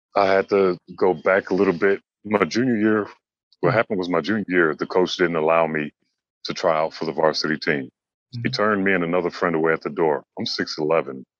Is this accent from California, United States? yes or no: yes; Los Angeles, California, United States; moved away as an adult; now in China; growing up in Los Angeles, it was a Laker town